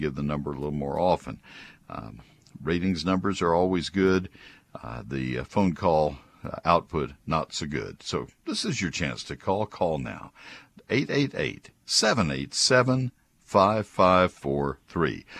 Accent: College Station, Texas, United States; also born or lived in San Antonio, Texas; I grew up in College Station

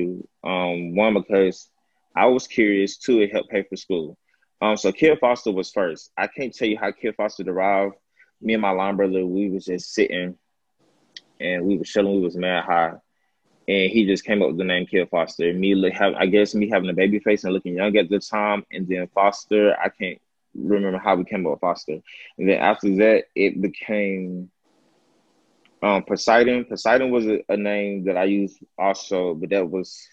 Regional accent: Atlanta, Georgia, United States; I'm from Atlanta, Georgia.

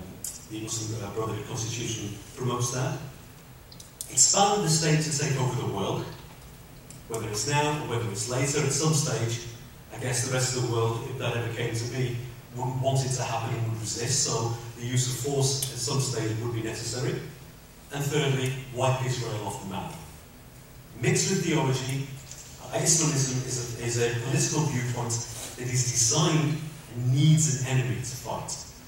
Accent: United Kingdom; When I was younger and growing up in Britain, there wasn't this element of faith-based identity politics. People never regarded or measured me by my faith. People either thought I was British or didn't like me, it was Pakistani origin

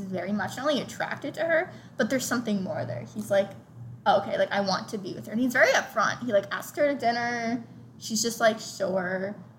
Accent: United States; we're American

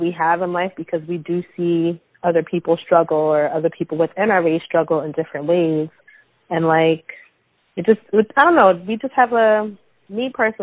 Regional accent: New Jersey, United States; I'm from Jersey

